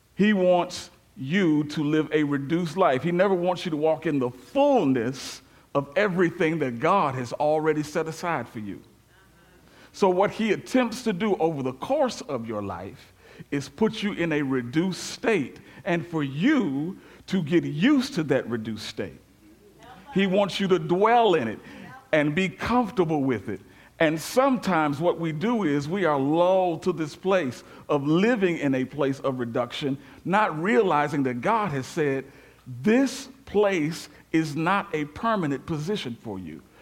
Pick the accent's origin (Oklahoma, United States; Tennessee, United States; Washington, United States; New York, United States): Tennessee, United States; Memphis; moved away; I spent a lot of years here, but I am from Memphis